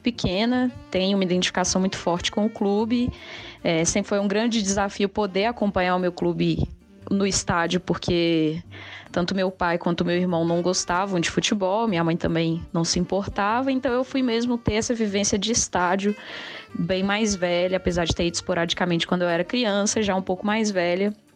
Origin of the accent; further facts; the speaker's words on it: Belo Horizonte, Minas Gerais, Brazil; sou de Belo Horizonte